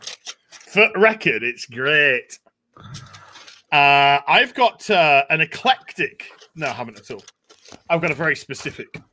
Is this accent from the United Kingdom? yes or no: yes; United Kingdom; I'm British